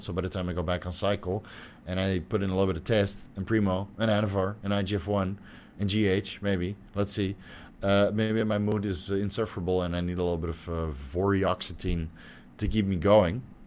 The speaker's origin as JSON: {"language": "English", "country": "Netherlands", "moved": "yes", "said": "I'm from Holland"}